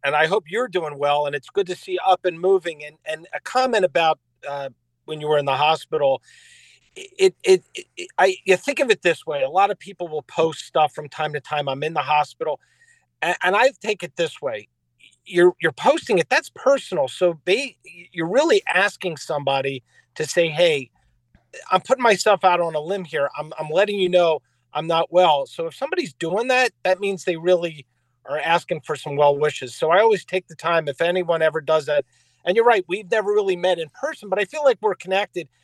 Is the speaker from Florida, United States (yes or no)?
no; Philadelphia, Pennsylvania, United States; I grew up in Philadelphia